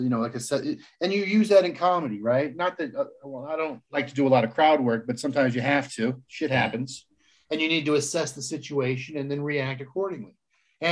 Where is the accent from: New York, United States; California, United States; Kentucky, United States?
California, United States; Palm Springs; I grew up in Palm Springs, California